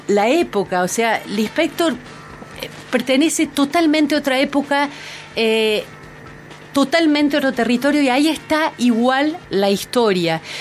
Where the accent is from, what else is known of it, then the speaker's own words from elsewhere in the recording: Argentina; soy argentina